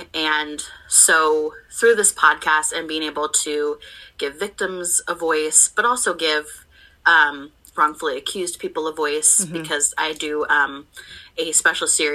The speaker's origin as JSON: {"language": "English", "town": "Portland", "region": "Oregon", "country": "United States", "tie": "born or raised there", "said": "I grew up in Portland"}